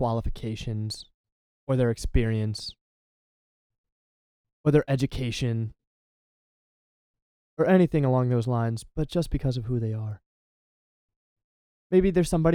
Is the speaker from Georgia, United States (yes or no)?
no; Delaware, United States; I'm from Delaware